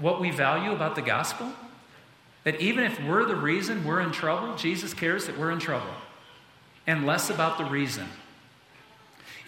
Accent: United States; being an American kid, growing up in this country

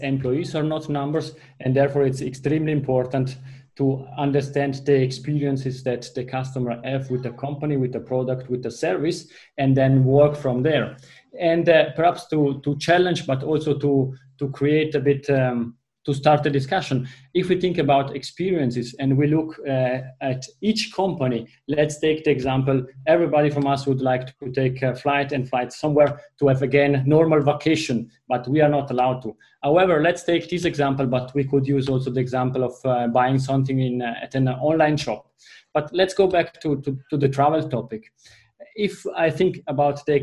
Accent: Italy; accent: Italian; first language Italian; English is a second language; you are hearing that from my accent, my mother tongue is Italian

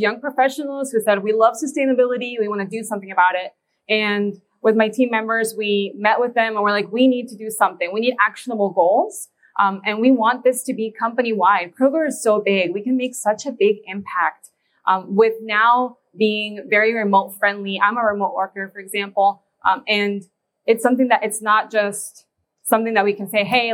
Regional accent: Indiana, United States; where we're from Indiana

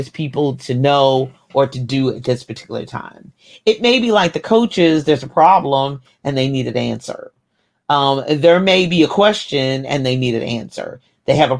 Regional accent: Kentucky, United States; I was born in Kentucky

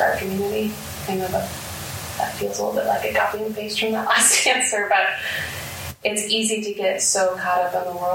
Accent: Omaha, Nebraska, United States; also born or lived in Tennessee; I grew up in North Omaha, graduated from Omaha North before I went to school out of state

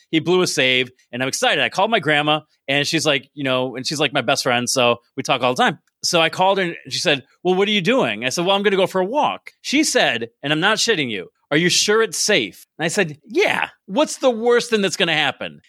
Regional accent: Binghamton, New York, United States; moved away as an adult; also born or lived in Maryland / Pennsylvania; I grew up in Binghamton, went away for a while

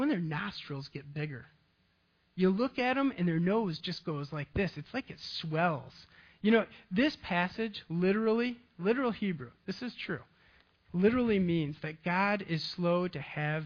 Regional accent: Ravenna, Michigan, United States; I grew up in a farming community, Ravana, Michigan

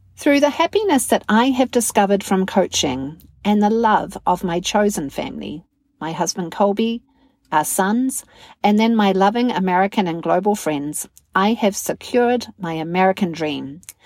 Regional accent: New Zealand; now in Wisconsin, United States; I'm a communications coach, a narrative coach, and a mental fitness coach from New Zealand based in the fine state of Wisconsin

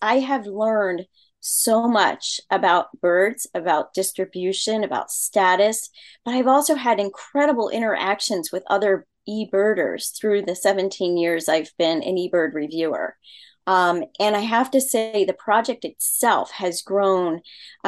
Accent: Baltimore, Maryland, United States; moved away as an adult; also born or lived in Virginia Beach, Virginia; now in Pennsylvania, United States; where I grew up in Baltimore, Maryland.

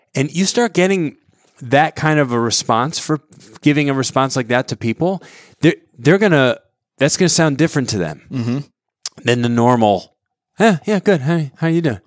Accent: Southwest Connecticut, United States; I grew up in Connecticut, Southwest Connecticut

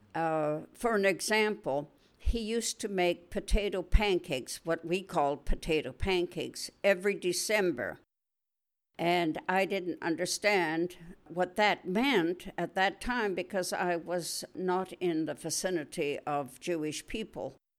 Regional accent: Wetaskiwin, Alberta, Canada; moved away as an adult; now in Israel; I was born in Alberta, Canada. That's out in the west. And I grew up on a farm outside a city called Wetaskiwin

